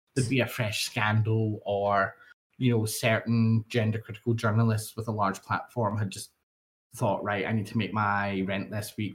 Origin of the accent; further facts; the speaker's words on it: Scotland, United Kingdom; I'm from Scotland